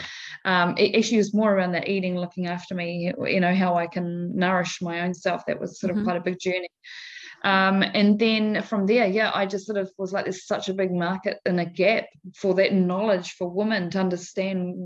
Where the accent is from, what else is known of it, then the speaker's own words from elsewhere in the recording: Manaia, Taranaki, New Zealand; I grew up on a dairy farm